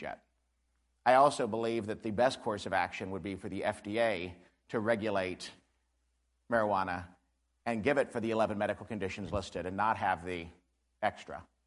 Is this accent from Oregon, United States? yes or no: no; Missouri, United States; I'm from Barton County